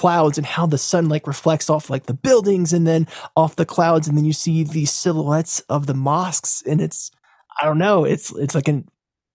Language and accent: English; United States; as an American